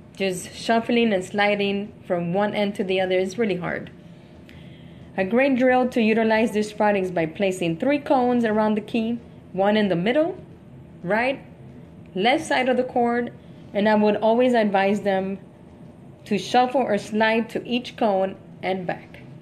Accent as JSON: {"language": "English", "town": "Miami", "region": "Florida", "country": "United States", "said": "I'm from Miami"}